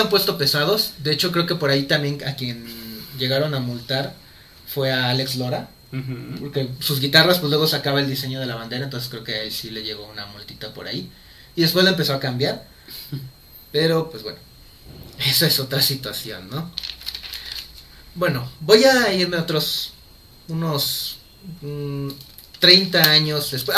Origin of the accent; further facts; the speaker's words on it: Mexico; nosotros como mexicanos